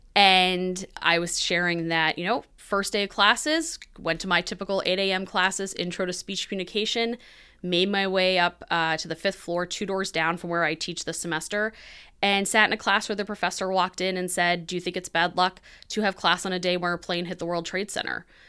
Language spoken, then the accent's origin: English; New Hampshire, United States; So I am originally from New Hampshire. I live there now